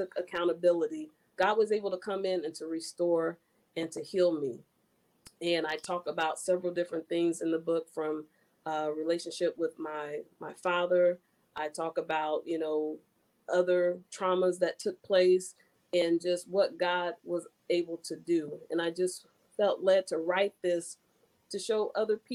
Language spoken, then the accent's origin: English; Marion, Indiana, United States; my hometown of Marion, Indiana